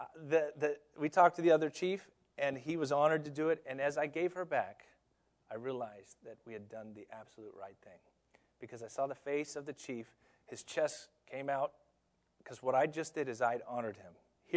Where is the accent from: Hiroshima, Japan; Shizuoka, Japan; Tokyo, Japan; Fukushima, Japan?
Tokyo, Japan; now in United States; I grew up in Tokyo, Japan, where literally, if you're late, the train is late more than 10 seconds, they get fined.